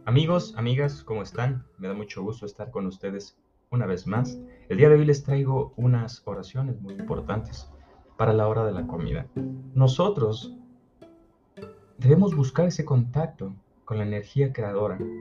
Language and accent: Spanish; Mexico; yo soy mexicano